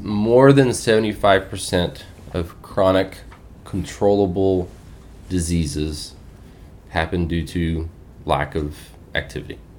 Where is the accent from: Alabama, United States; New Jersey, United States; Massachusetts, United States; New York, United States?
Alabama, United States; South; moved away as an adult; now in Grand Junction, United States; born and raised in South Alabama, uh, grew up youngest of seven